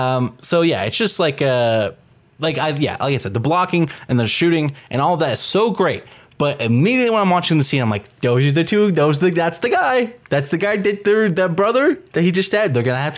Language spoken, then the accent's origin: English; Canada; Actual Canadians. I am from Canada.